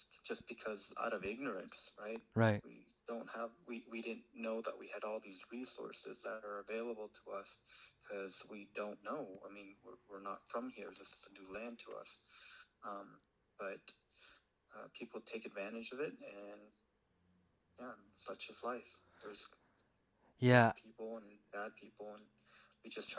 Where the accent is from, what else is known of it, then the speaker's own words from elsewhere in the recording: United States; I identify myself as an American, like born and raised and all